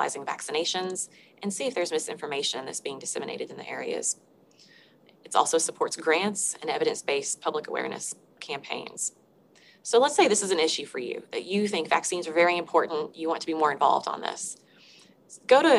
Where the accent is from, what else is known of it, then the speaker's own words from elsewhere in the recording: Arkansas, United States; I'm from Arkansas